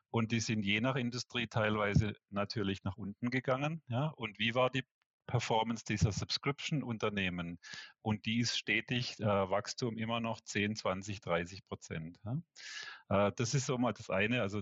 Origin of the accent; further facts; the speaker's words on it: Switzerland; ich glaube weniger so Pharma, äh, wie, wie bei uns in der Schweiz, so die Großen